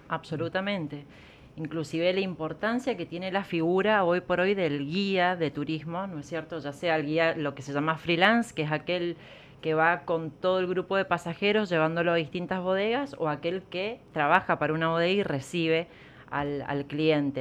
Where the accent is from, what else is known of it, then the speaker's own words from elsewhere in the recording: Mendoza, Argentina; nosotros como mendocinos